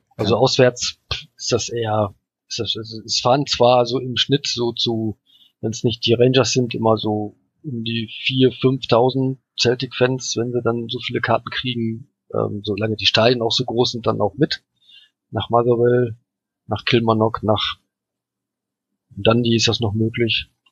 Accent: Germany; ich komme aus Deutschland

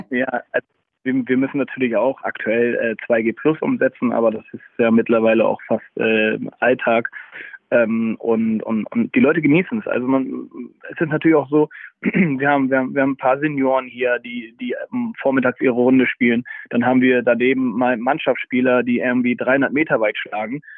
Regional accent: Hamburg, Germany; ich bin äh, Hamburger durch und durch.

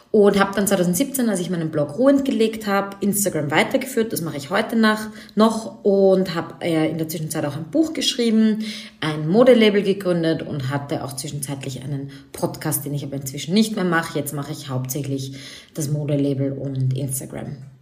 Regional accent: Vienna, Austria; Ich komme aus Wien

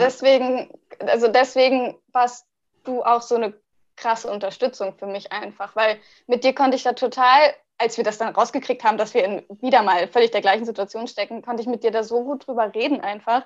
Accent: Hanover, Lower Saxony, Germany; now in Siegburg, Germany; ich komme ja ursprünglich aus Hannover

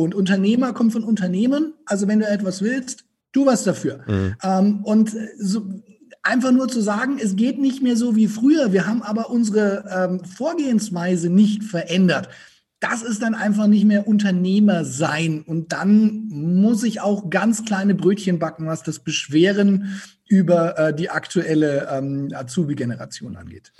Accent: Franconia, Bavaria, Germany; accent: Franconian; ich aus Franken komme

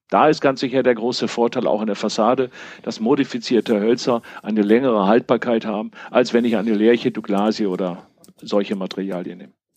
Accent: Münster, North Rhine-Westphalia, Germany; ich komme aus Münster

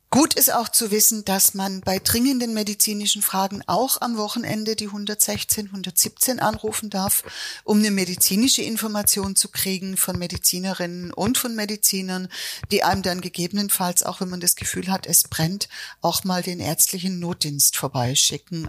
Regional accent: Swabia, Germany; Jetzt bin ich in Schwaben geboren

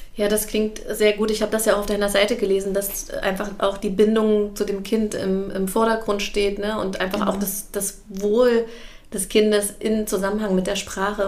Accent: Germany; ich bin ja in Deutschland geboren und aufgewachsen

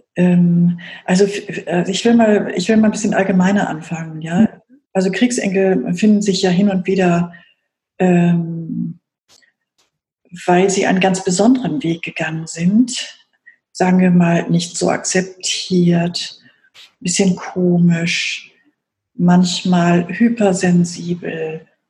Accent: Germany; ich in der Bundesrepublik aufgewachsen bin

